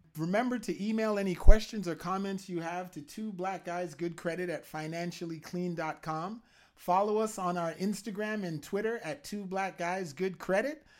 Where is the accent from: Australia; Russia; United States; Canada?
Canada; I'm a Canadian